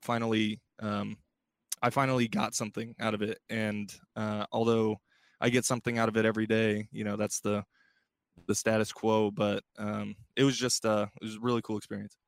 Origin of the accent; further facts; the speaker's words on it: Bay Area, California, United States; growing up in the Bay Area and, and, you know, growing up an A's fan